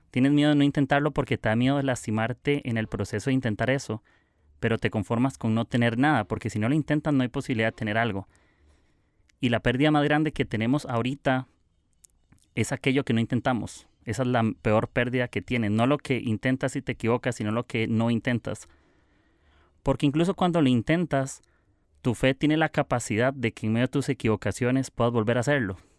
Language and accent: Spanish; Costa Rica; soy de Costa Rica